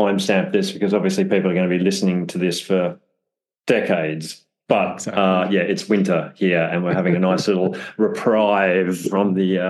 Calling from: London, United Kingdom; I am calling from London, just over the way from Putney Chiro again, and I see a brilliant sunny day over here in the UK

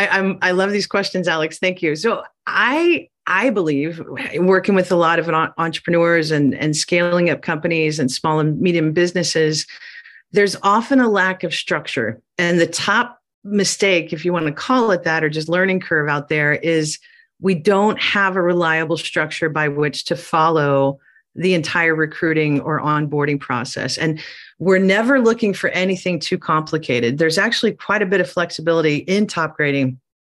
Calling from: southern Chile, Chile; I am calling in from Southern Chile.

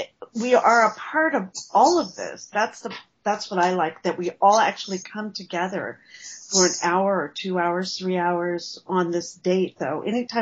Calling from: Sacramento, California, United States; I'm coming from Sacramento, California.

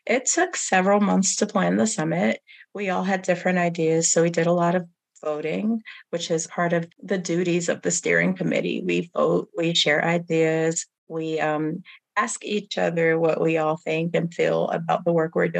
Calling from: North Carolina, United States; And I am tuning in from Guilford County, North Carolina, home to the Shara, the Kiawe, and several other tribes.

